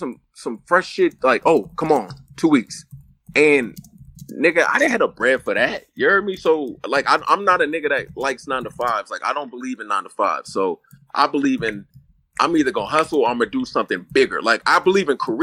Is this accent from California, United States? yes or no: yes; San Francisco, California, United States; I'm from the Bay